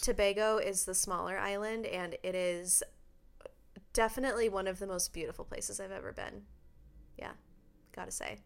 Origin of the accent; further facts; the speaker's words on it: Redmond, Washington, United States; moved away; we're both originally from Redmond, Washington, which is outside of Seattle